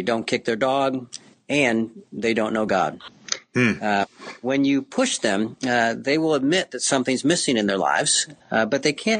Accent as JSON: {"language": "English", "town": "Cambridge", "region": "Illinois", "country": "United States", "tie": "born or raised there", "said": "I grew up in Cambridge, Illinois, up by the Quad Cities"}